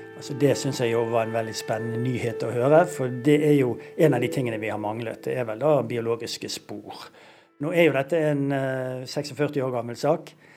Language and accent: Norwegian; Bergen, Vestland, Norway; Nå er jeg jo fra Bergen